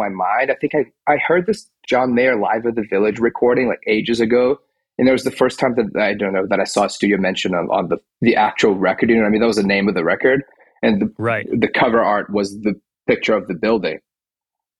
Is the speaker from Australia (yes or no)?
no; Rio de Janeiro, Brazil; I grew up in Brazil, born and raised in Rio.